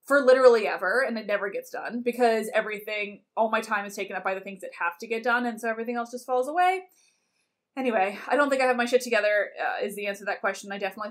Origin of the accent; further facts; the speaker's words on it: Canada; As a Canadian